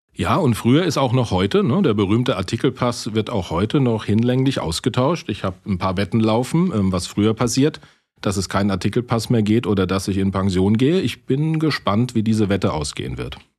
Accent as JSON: {"language": "German", "region": "Rhineland-Palatinate", "country": "Germany", "said": "als Pfälzer"}